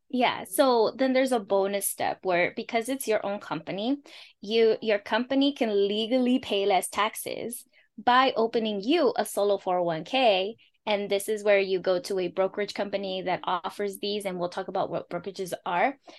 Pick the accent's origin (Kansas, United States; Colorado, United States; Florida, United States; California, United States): California, United States; Los Angeles; first language Spanish; English is a second language; I'm a first-gen daughter of Mexican Purepecha Indigenous immigrants, born and raised in Los Angeles, California